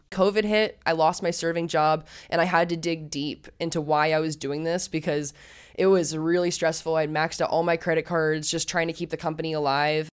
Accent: Arizona, United States; I wanted to go back into my home state, Arizona

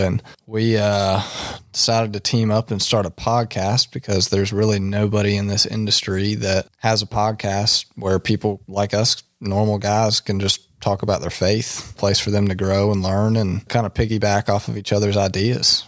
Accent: Tarboro, North Carolina, United States; I am from Tarboro, North Carolina

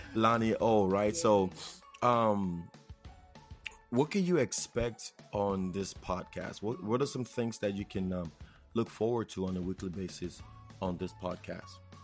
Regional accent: Nigeria; accent: Nigerian; now in United States; if you haven't heard it in my accent already, I am Nigerian

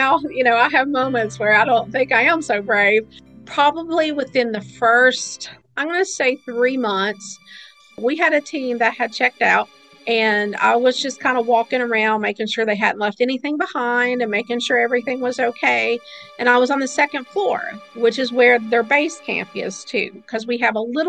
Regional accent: Kentucky side, United States; also born or lived in Williamson, West Virginia; I was born in West Virginia, but I was raised on the Kentucky side.

